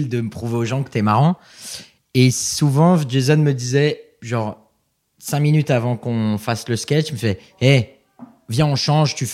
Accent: Geneva, Switzerland; Donc c'est vrai que moi Montreux je connais pas parce que je viens

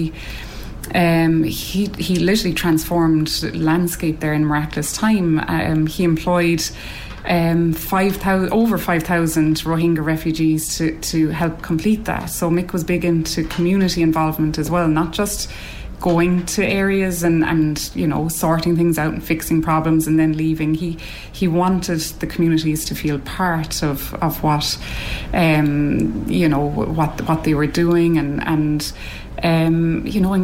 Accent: Cork, Munster, Ireland; I'm from Cork.

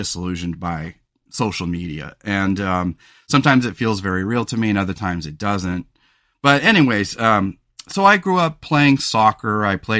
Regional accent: California, United States; also born or lived in Los Angeles; And so I grew up on the Central Coast of California. We had lived in LA when I was a small boy.

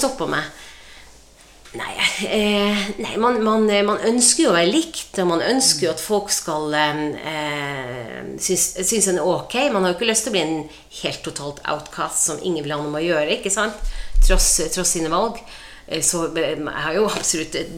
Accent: Båtsfjord, Finnmark, Norway; now in Sarpsborg, Norway; Jeg kommer jo fra Båtsfjord eh, i Øst-Finnmark. og det var Norges største fiskevær den gangen, og de, eh, de sier det fortsatt er det, og det, det er vi nok. Eh, Båtsfjord er et, eh, godt sted å vokse opp.

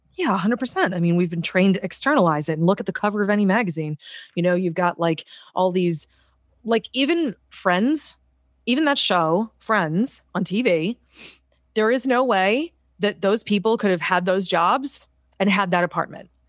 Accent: Boston, Massachusetts, United States; moved away; I'm from Boston

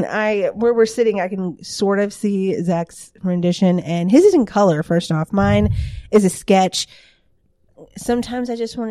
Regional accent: the South, United States; Like I said, we're from the South.

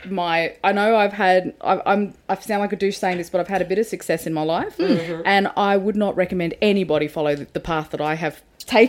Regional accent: Sydney, New South Wales, Australia; now in Melbourne, Australia; Because I'm from Western Sydney.

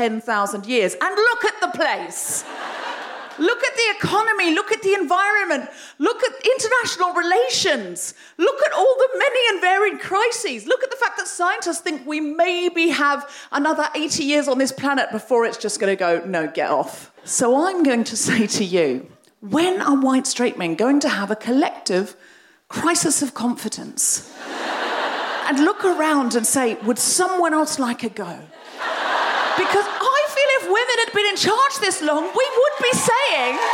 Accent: Australia; I'm Australian

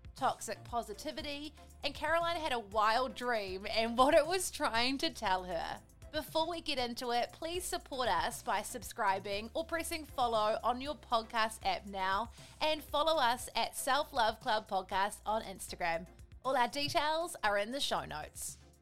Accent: New Zealand

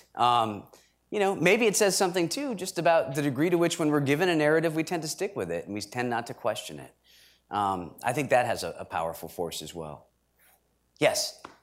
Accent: Stratford, Connecticut, United States; I'm from Stratford, Connecticut, which was established in 1639

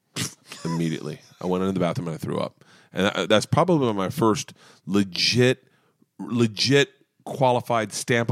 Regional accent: Temple Terrace, Florida, United States; I grew up in Temple Terrace.

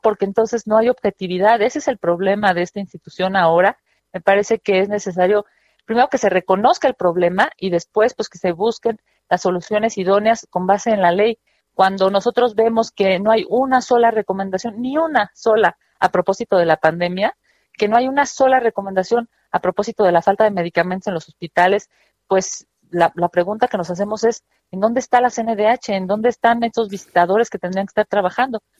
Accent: Mexico

